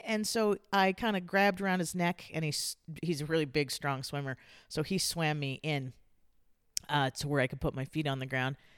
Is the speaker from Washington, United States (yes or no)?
no; San Diego, California, United States; I grew up in Southern California in San Diego.